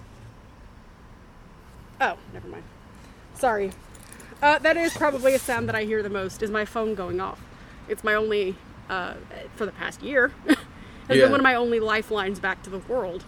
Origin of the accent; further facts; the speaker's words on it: Memphis, Tennessee, United States; I grew up in Memphis